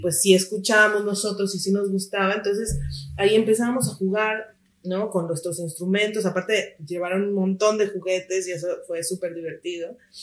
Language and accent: Spanish; Mexico City, Mexico; also born or lived in Chiapas; Chiapaneca de nacimiento, así es. Crecí aquí en la Ciudad de México, pero nací en Chiapas.